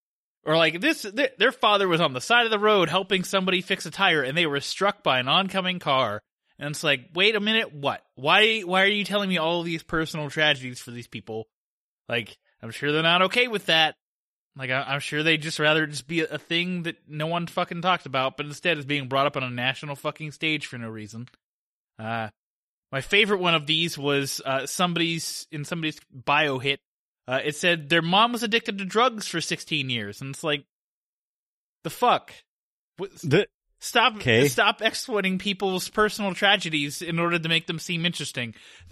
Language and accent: English; Australia; And I'm an Australian mercenary guy. You can tell by my voice that I'm very Australian.